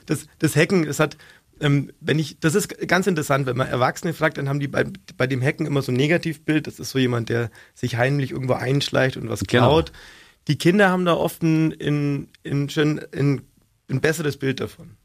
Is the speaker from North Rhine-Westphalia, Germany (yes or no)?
no; Augsburg, Bavaria, Germany; accent: Augsburgerisch; ist nur Augsburger